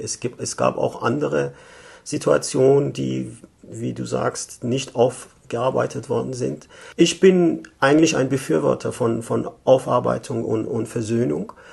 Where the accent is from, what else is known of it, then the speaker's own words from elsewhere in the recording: Tehran, Tehran Province, Iran; moved away as an adult; also born or lived in Germany; now in Vienna, Austria; Ich komme ursprünglich aus dem Iran, war 1967 in Teheran geboren, habe in den 80er Jahren in Deutschland studiert, dann wieder im Iran gearbeitet und seit 2011 lebe ich in Wien